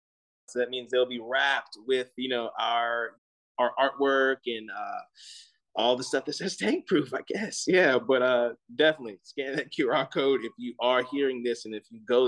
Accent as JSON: {"language": "English", "town": "Gonzales", "region": "Louisiana", "country": "United States", "tie": "born or raised there", "moved": "as an adult", "lives_now": "Austin, United States", "said": "my hometown of Gonzales, Louisiana"}